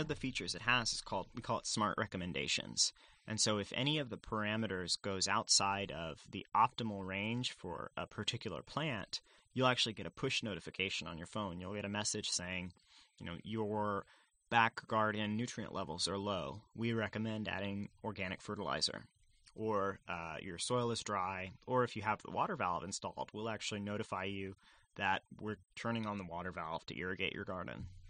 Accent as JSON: {"language": "English", "town": "San Antonio", "region": "Texas", "country": "United States", "tie": "born or raised there", "said": "I grew up in San Antonio, Texas"}